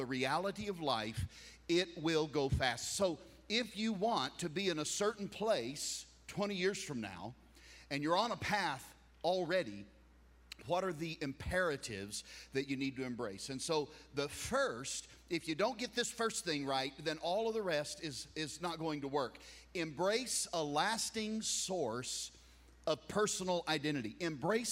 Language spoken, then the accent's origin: English; United States; I'm a flag waver. I'm an American